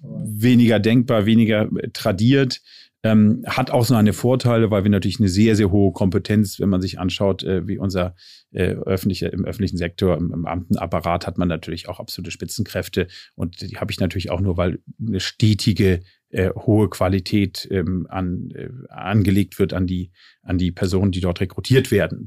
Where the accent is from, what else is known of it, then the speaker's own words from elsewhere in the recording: Ostholstein, Schleswig-Holstein, Germany; now in Berlin, Germany; lebe in Berlin, geboren allerdings in Ostholstein und dort auch äh, verwurzelt und verwachsen.